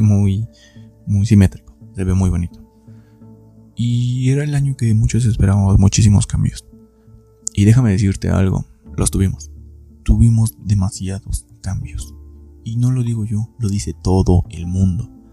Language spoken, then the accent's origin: Spanish; Hidalgo, Mexico; soy de Hidalgo